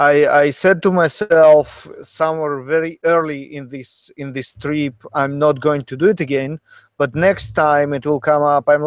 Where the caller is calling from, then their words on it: Sunnyvale, California, United States; podcasting from Sunnyvale, California.